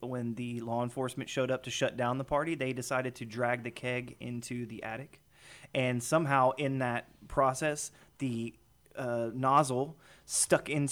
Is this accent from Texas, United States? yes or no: yes; Houston, Texas, United States; now in Lake Conroe, United States; I grew up in Houston, so I grew up out in the Cypress area